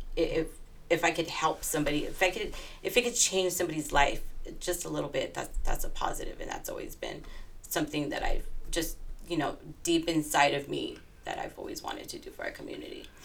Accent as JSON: {"language": "English", "town": "Los Angeles", "region": "California", "country": "United States", "tie": "born or raised there", "said": "my hometown in Northeast Los Angeles"}